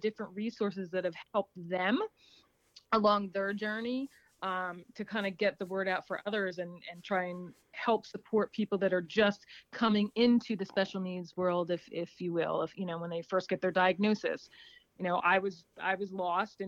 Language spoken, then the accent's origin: English; New Jersey, United States; I'm from New Jersey.